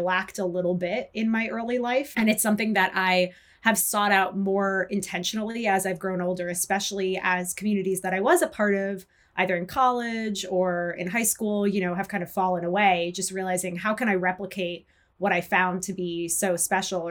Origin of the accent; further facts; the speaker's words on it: New York City, New York, United States; I grew up in New York City